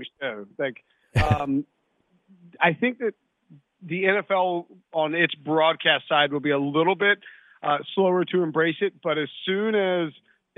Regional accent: the South, United States; I'm from the South.

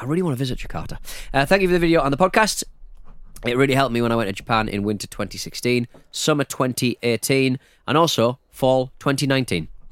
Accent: North East England, United Kingdom; accent: Northeast; I'm from the Northeast

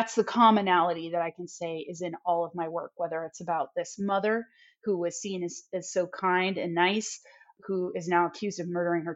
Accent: Oregon, United States; I was raised in Oregon

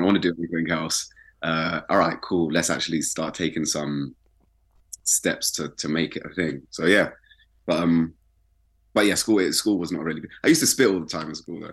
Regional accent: London, United Kingdom; also born or lived in Brixton, London; I grew up in West.

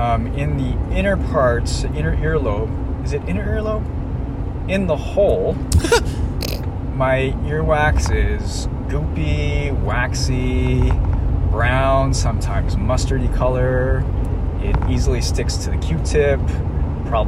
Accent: the Maritimes, Canada; but I'm Asian. Well, I'm the worst Asian ever. I'm terrible at math. I was born in the Maritimes. I don't like gambling. I'm terrible at pool. I'm the best driver that I know in my 26

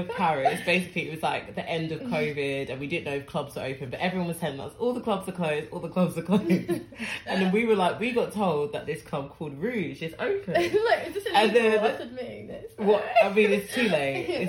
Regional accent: Ghana; No, but I'm from Ghana, it's fine. I love my brothers.

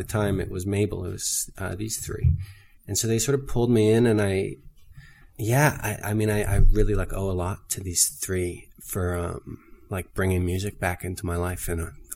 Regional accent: Belleville, Ontario, Canada; also born or lived in Montreal; I grew up in Belleville, Ontario

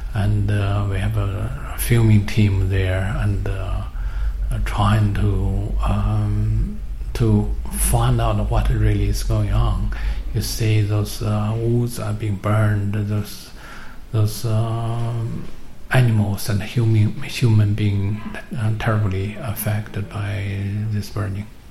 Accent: China; moved away; I come from China

